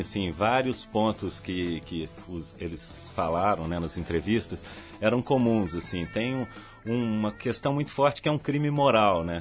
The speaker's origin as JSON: {"language": "Portuguese", "town": "Belo Horizonte", "region": "Minas Gerais", "country": "Brazil", "said": "Sou mineiro, de Belo Horizonte"}